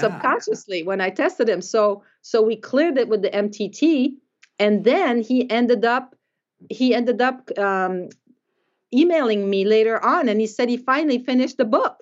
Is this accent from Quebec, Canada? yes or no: yes; Quebec, Canada; moved away as an adult; also born or lived in Davenport, Iowa; I'm from Quebec